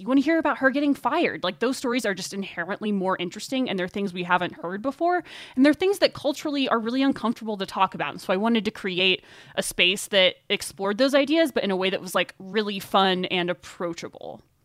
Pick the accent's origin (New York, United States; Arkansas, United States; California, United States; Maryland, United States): Arkansas, United States; moved away as an adult; also born or lived in Boulder, Colorado; now in Carbondale, United States; I actually started interning at the public radio station in my hometown in Arkansas